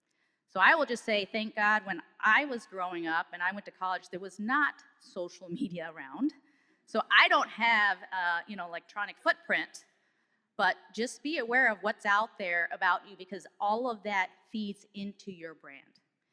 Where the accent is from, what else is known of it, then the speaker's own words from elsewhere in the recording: Germany; also born or lived in Oklahoma City; now in Detroit, United States; Although I work here in Detroit in the Motor City, I'm actually from Oklahoma City. I'm really a military brat. And I was actually born and raised in Germany, and then I moved to Oklahoma due to Tinker Air Force Base